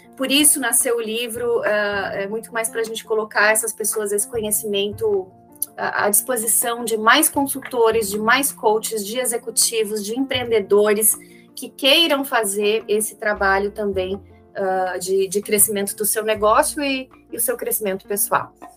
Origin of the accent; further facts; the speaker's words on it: Xanxerê, Santa Catarina, Brazil; moved away; Eu nasci em Xanxerê, uma cidadezinha de hoje 50 mil habitantes